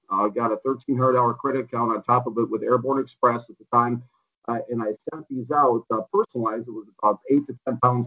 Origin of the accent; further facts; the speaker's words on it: Minnesota, United States; I grew up in Minnesota